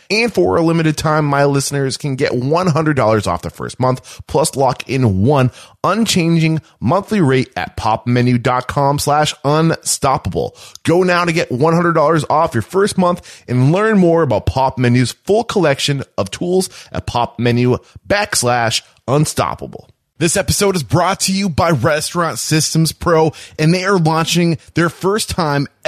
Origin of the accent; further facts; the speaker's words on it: New England, United States; I'm from New England. I love it up